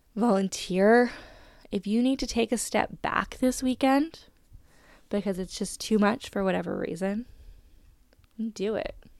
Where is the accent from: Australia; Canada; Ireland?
Canada